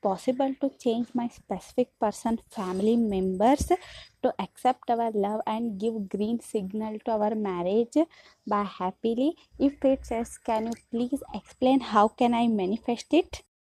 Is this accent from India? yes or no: yes; India; I am from India.